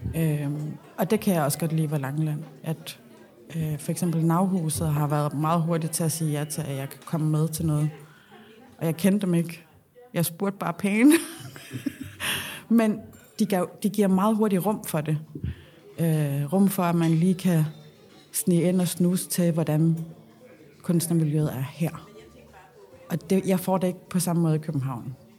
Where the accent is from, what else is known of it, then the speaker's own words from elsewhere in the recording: Nuuk, Sermersooq, Greenland; moved away as an adult; also born or lived in Copenhagen, Denmark / Odense, Denmark; now in Rudkøbing, Denmark; jeg er født og opvokset i Nuuk